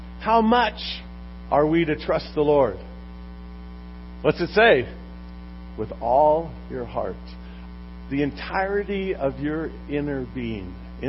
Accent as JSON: {"language": "English", "town": "Long Beach", "region": "California", "country": "United States", "tie": "born or raised there", "said": "about four blocks from where I grew up in Long Beach."}